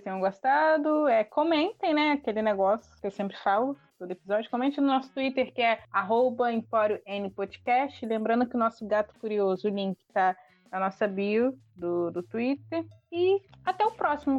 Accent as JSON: {"language": "Portuguese", "country": "Brazil", "said": "a gente é brasileiro"}